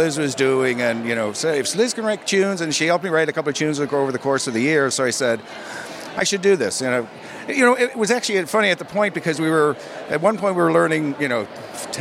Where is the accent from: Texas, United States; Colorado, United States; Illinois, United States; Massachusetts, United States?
Illinois, United States; Chicago; tunes we learned growing up in Chicago